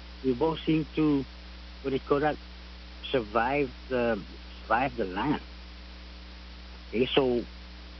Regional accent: Barrigada, Guam; I'm from Barragata

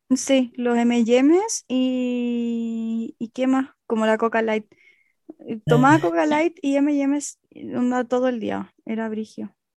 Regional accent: Chile; moved away as an adult; also born or lived in Barcelona; siendo chilena

